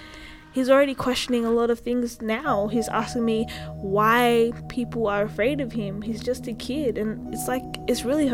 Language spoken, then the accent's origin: English; Australia; I don't feel as if I am Australian. Like, yeah, my passport is Australian. I grew up here. The family that I do know is here in Australia.